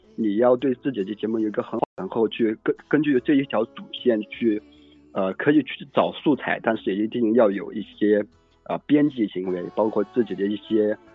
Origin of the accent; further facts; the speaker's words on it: Yangzhou, Jiangsu, China; 我江苏扬州的